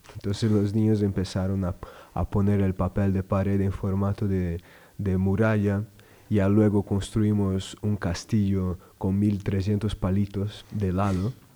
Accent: Rio Grande do Sul, Brazil; moved away as an adult; now in Madrid, Spain; Yo soy de Brasil, Río Grande do Sul, es el sur de Brasil.

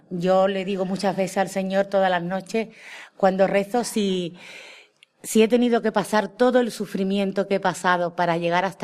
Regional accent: Cádiz, Andalusia, Spain; Hola, muy buena a todos los oyentes. … soy de Cádiz.

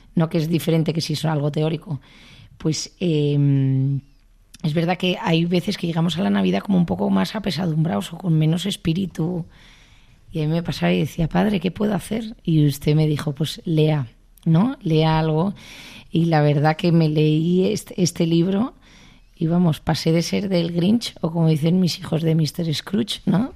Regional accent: Basque Country, Spain; yo que soy vasca

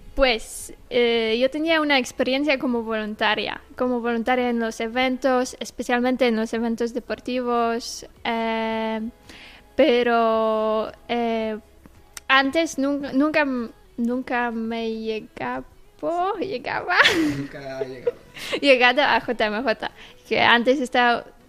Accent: Toruń, Kuyavian-Pomeranian Voivodeship, Poland; Spanish is a second language; moved away as an adult; now in Murcia, Spain; soy de Polonia, soy de Torun. Eh, ahora mismo estoy viviendo aquí, en España, en Murcia

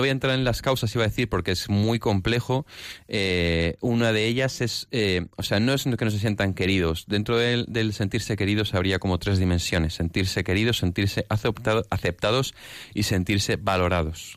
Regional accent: Barcelona, Catalonia, Spain; now in Madrid, Spain; somos de Barcelona

